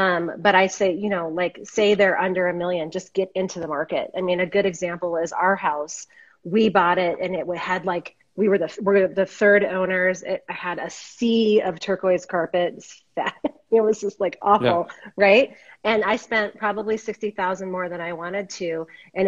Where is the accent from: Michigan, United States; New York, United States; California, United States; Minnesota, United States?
Minnesota, United States; moved away as an adult; now in Boulder, United States; I'm in Boulder, Colorado. I came here in 1991 from Minnesota.